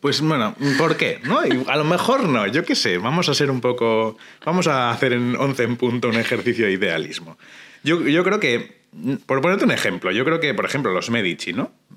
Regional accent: Durango, Basque Country, Spain; en el Museo Público de mi pueblo

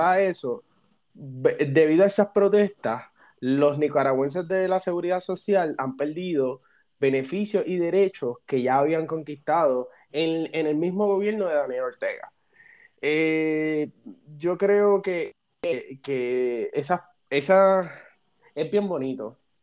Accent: Puerto Rico; yo como puertorriqueño

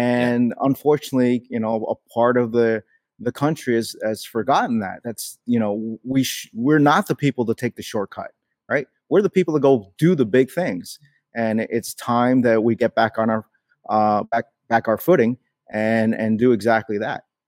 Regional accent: New York City, New York, United States; I was born in New York City

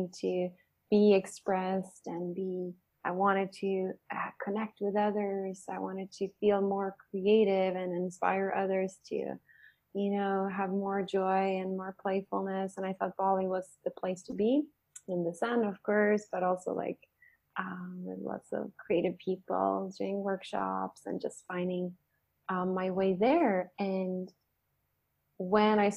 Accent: Sweden; I am from Sweden, where I'm currently at right now

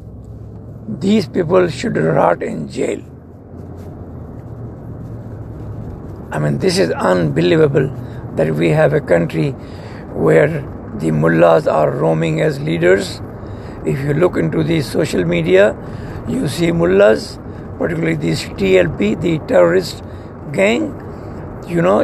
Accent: Pakistan

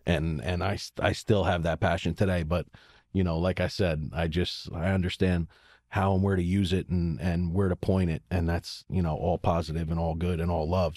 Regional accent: Baltimore, Maryland, United States; moved away; I was from Baltimore

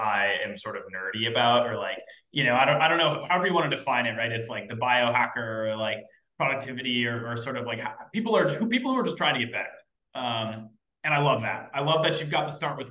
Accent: East Coast, United States; I'm from the East Coast, youngest of 3 siblings.

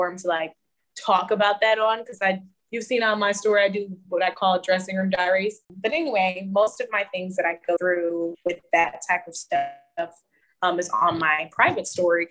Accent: Houston, Texas, United States; also born or lived in San Antonio; I was born in Houston, so I'm a Houston girl. I grew up in San Antonio, though, for a little while

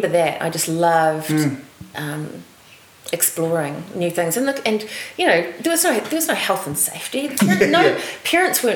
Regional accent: Waipukurau, Hawke's Bay, New Zealand; also born or lived in Hastings; I was born in Waipukurau and in Waipukurau Hospital, which sadly is all... been demolished now. It was a beautiful building. And I went to school at Takapau Primary

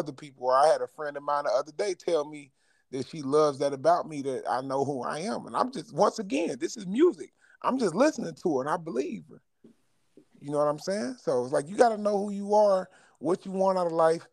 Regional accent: Chicago, Illinois, United States; I'm from Chicago.

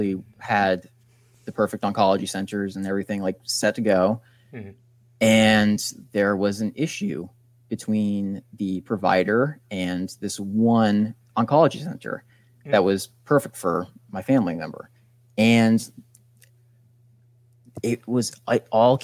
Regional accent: United States; I'm an American

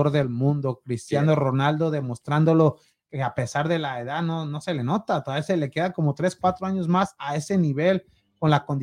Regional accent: Jalisco, Mexico; ¿Cómo que del sur? yo soy, no, del Pacífico. Ay, qué ole. Del occidente

